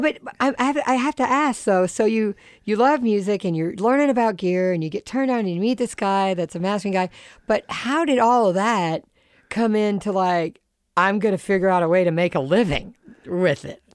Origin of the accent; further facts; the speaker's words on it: Charleston, United States; I grew up in Charleston